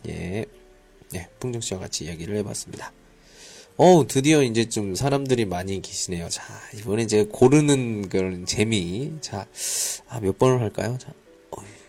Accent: South Korea; now in Qingdao, China; 한국에서 왔습니다

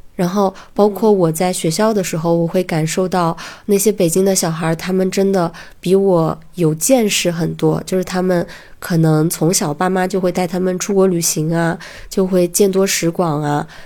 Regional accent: a county town in Hunan, China; moved away as an adult; also born or lived in Beijing; 我是在大学之前一直生活在湖南的一个县城里面

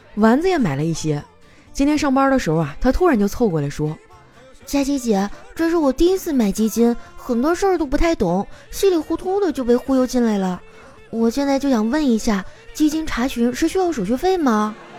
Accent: Northeast China, China; now in Shanghai, China; 身为一个东北人啊，我还是很喜欢我家乡的文化的

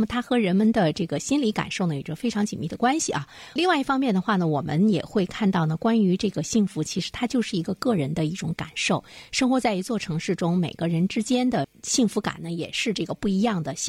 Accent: Dalian, Liaoning, China; 作为大连人来讲，我真的是觉得越来越觉得生活在大连很幸福

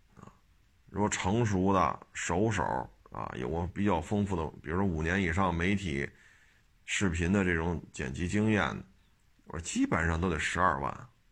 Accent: Beijing, China; 我生在这儿，长在这儿啊

